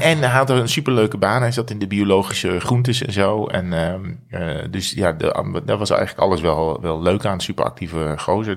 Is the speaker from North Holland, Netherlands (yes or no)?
no; Breda, North Brabant, Netherlands; uiteindelijk naar Breda, waar ik geboren